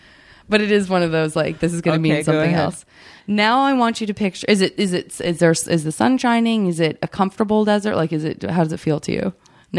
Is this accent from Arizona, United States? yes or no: yes; Arizona, United States; I did have to read Arizona.